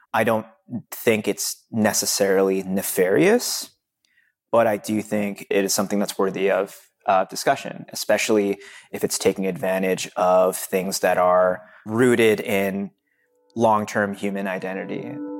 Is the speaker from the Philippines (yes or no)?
yes; Philippines; I'm Filipino